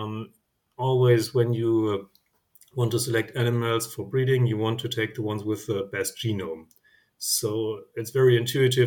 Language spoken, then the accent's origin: English; Germany; I'm from Germany